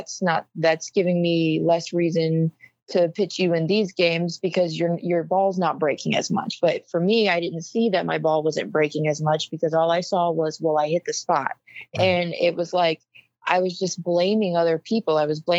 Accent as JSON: {"language": "English", "region": "Oregon", "country": "United States", "said": "Well, I'm the kid from Oregon that pitched all those innings in 2019."}